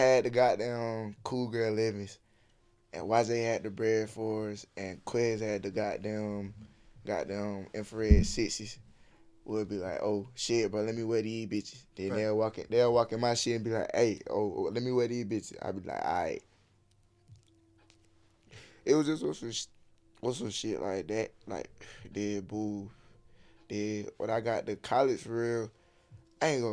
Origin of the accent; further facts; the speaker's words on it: Albany, Georgia, United States; I'm from Albany